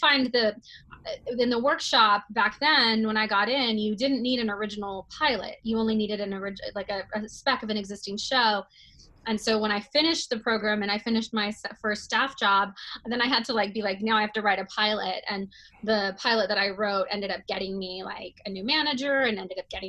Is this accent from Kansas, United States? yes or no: no; Texas, United States; moved away as an adult; also born or lived in New York; now in Los Angeles, United States; I grew up in Texas and moved to New York for college